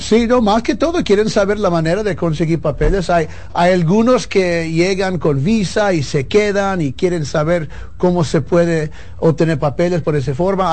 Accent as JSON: {"language": "Spanish", "region": "New York", "country": "United States", "tie": "born or raised there", "second_language": "Spanish", "said": "Yo nací en Nueva York, so poco a poco fui prendiendo En la radio allá tengo 15 años trabajando en eso, entonces mi acento es un poco machucado"}